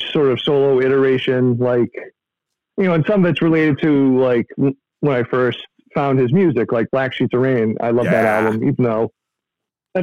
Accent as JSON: {"language": "English", "town": "Beverly", "region": "Massachusetts", "country": "United States", "tie": "born or raised there", "said": "I grew up in Beverly"}